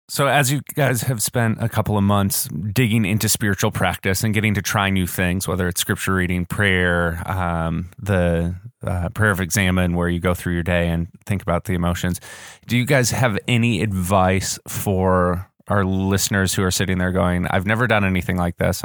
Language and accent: English; Wisconsin, United States; now in Orlando, United States; when you grow up in Wisconsin